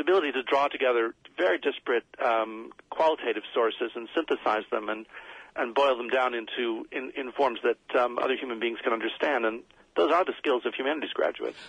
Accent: United States; when I was a kid, everyone had to learn to use the slide rule because I was growing up in America

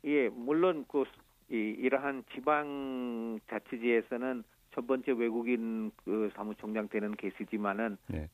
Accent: Santiniketan, West Bengal, India; Korean is a second language; moved away as an adult; also born or lived in Delhi, India; now in Busan, South Korea; 타골 시인의 산티니케탄 학교 있는 곳이 내 고향입니다.

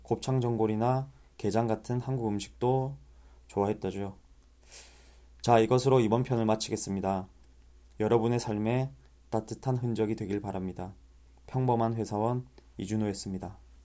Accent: Masan, South Gyeongsang, South Korea; 제 고향인 마산에서

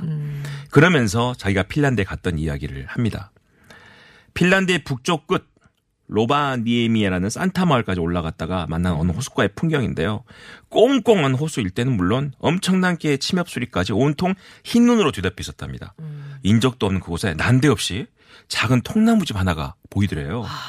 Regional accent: Mokpo, South Jeolla, South Korea; 저도 고향이 목포로 앞에가 이 수평선이 안 보이는 바다예요

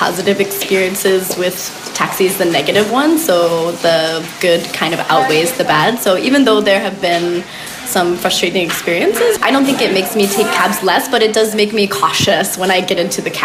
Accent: United States; moved away as an adult; now in Seoul, South Korea; I'm an American living in Seoul. I've been here for about 8.5 years now

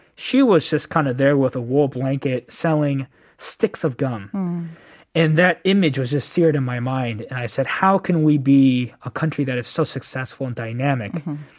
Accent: Bay Area, California, United States; moved away as an adult; now in Korea; born and raised in the Bay Area, okay. um, and so I grew up there all my life

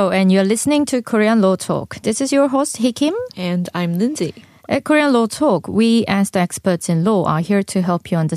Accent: Australia; I will go to Australia, my hometown, to see what's going on there.

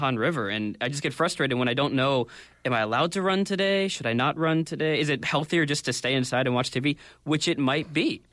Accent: United States; moved away as an adult; now in Korea; I come from the United States

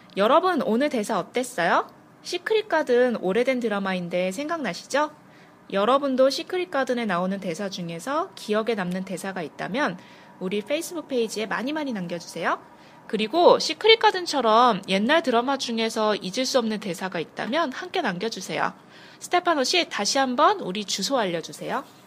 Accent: South Korea; 저 한국 사람이거든요

